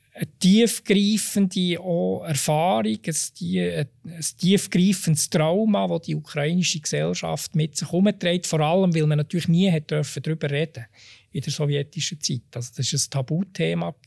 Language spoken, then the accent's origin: German; Switzerland; als Schweizer